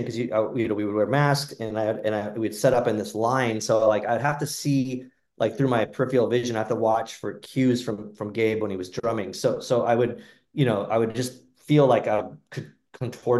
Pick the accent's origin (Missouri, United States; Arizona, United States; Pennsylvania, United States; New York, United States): Arizona, United States; Phoenix; I grew up in Phoenix